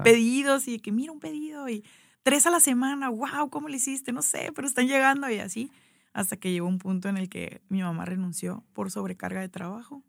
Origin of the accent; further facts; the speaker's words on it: Hermosillo, Sonora, Mexico; moved away as an adult; also born or lived in Ciudad Obregón / Mexico City / Guadalajara / Zacatecas; soy de Hermosillo